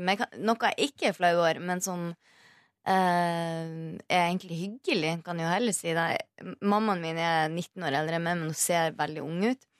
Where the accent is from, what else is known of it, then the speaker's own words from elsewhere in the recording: Mosjøen, Nordland, Norway; now in Oslo, Norway; Det er nordlendinger, vi er fra Vi er fra Mosjøen.